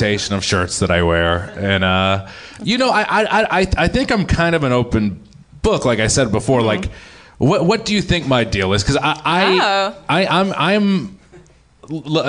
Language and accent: English; Quincy, Massachusetts, United States; Quincy, Massachusetts